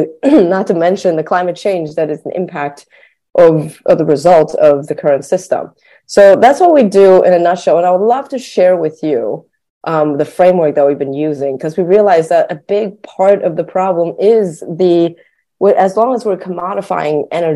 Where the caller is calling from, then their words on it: Berkeley, California, United States; I am calling in from California, very close to Daniel in Berkeley